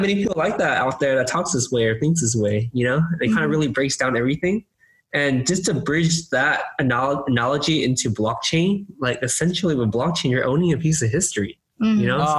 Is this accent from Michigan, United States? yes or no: no; Temple City, California, United States; I grew up in Temple City in California.